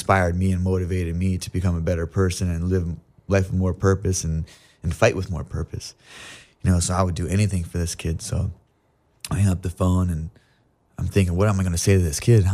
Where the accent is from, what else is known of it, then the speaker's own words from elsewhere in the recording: Ohio, United States; moved away as an adult; also born or lived in Cleveland / California; I got a fight in my hometown